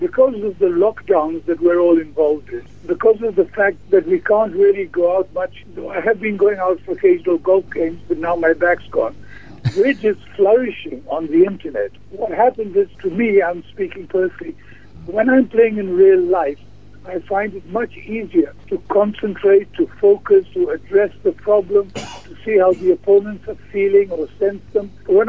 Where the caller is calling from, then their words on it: London, United Kingdom; Actually, I'm calling from a long way away. I'm calling from London.